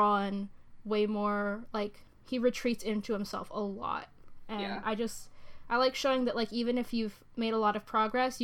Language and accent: English; United States; I am American